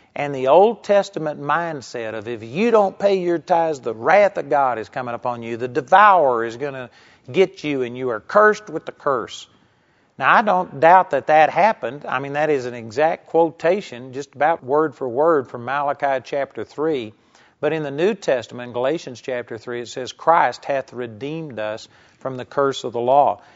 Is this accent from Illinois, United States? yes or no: no; Texas, United States; I grew up in Texas